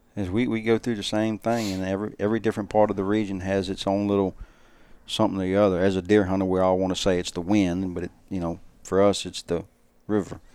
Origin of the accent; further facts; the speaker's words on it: South Louisiana, United States; growing up in South Louisiana around Venice